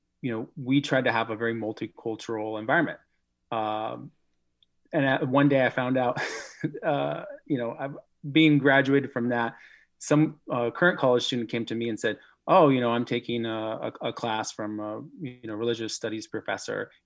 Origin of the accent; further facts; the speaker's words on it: Omaha, Nebraska, United States; I grew up here in Omaha